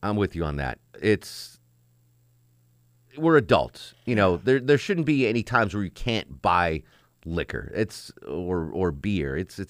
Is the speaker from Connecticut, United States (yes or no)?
yes; Connecticut, United States; And that's the way I grew up in Connecticut, same way.